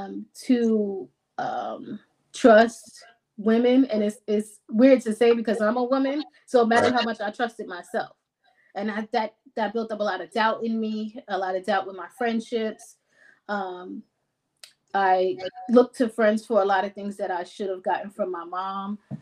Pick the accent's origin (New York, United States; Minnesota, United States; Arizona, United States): New York, United States; Well, everybody thinks the New York is just the glam and the glitz, but it's really a hustle. It's expensive to live here, so it's a constant hustle.